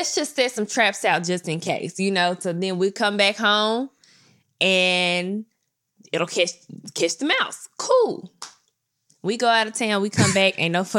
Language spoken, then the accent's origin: English; Memphis, Tennessee, United States; So I'm also from Memphis, right? I've lived in some places.